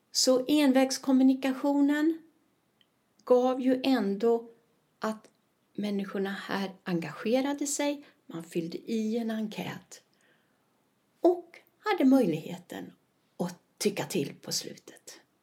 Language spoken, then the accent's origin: Swedish; Sweden; now in Spain; jag är svenska